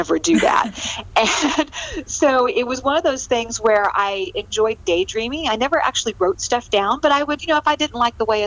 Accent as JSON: {"language": "English", "region": "California", "country": "United States", "tie": "born or raised there", "moved": "as an adult", "lives_now": "Abilene, United States", "said": "I'm actually a transplant from California. Oh, I grew up out on the West Coast in a small little town, and then came to Texas to go to college."}